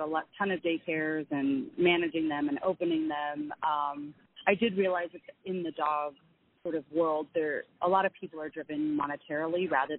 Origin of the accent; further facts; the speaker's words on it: California, United States; Pasadena, California, which is where I lived. I grew up in California.